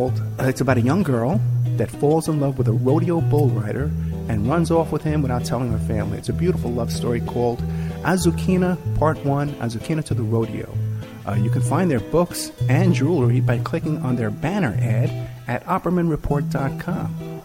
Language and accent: English; New York City, New York, United States; I grew up in Staten Island